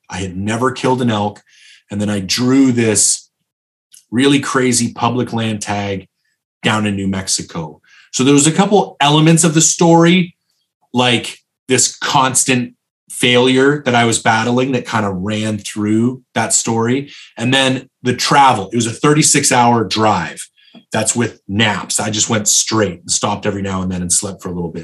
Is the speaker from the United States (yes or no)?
no; Canada; I'm not American, I'm Canadian